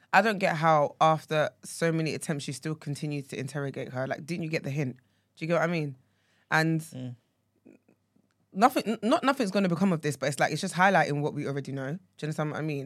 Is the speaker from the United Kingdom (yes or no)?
yes; Essex, East of England, United Kingdom; if you ask me where I'm from and I say Essex